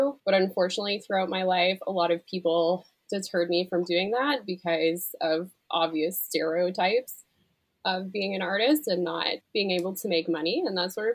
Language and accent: English; Canada; I'm a Canadian digital artist